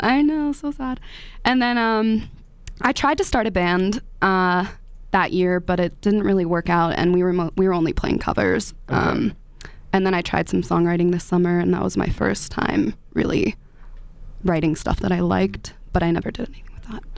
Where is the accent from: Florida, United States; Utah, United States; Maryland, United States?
Maryland, United States; 15 minutes outside DC, grew up in DC; moved away as an adult; also born or lived in Washington, D.C.; now in Boulder, United States; I'm from Maryland originally.